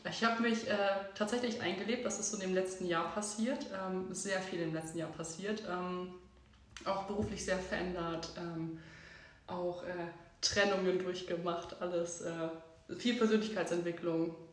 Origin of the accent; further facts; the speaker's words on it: Munich, Bavaria, Germany; moved away as an adult; ich bin 25 Jahre alt und ähm, ich bin vor dreieinhalb Jahren hier in die Gegend gezogen. Ich komme ursprünglich aus München